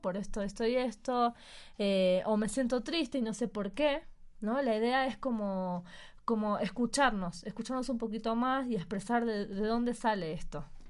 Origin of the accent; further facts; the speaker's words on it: Argentina; now in Mexico; nosotros somos los argentinos, y venimos de una cultura donde todo el mundo se abraza